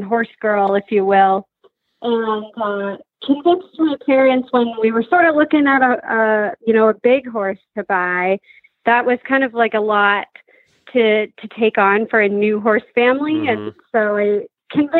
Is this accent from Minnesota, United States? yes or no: yes; Minnesota, United States; moved away as an adult; now in Wisconsin, United States; Born and raised in Minnesota, currently living in Wisconsin